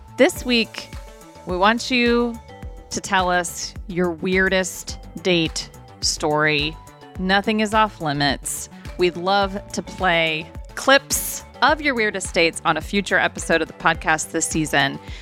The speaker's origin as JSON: {"language": "English", "region": "Ohio", "country": "United States", "tie": "born or raised there", "also_born_or_lived": "California", "said": "When we moved from California to Ohio eventually, and then we stayed there until I was, like, done with high school."}